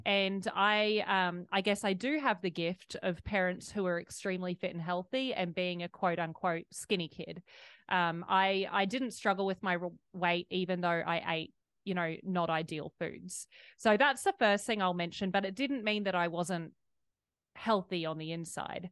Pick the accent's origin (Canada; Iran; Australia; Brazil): Australia; I was raised in Australia